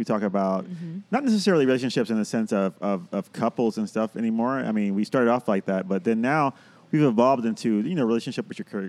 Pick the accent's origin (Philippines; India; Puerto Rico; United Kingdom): Puerto Rico; now in Chicago, United States; But technically I'm not because I grew up in Puerto Rico.